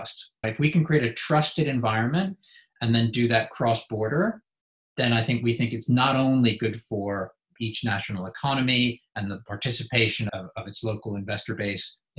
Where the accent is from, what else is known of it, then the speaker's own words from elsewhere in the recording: United States; moved away; also born or lived in United Kingdom; You can tell from my accent, I'm from the US.